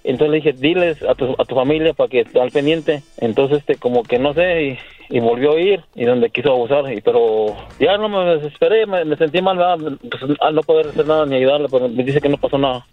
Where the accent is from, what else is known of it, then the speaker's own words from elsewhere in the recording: Querétaro, Mexico; moved away; Yo soy de Querétaro.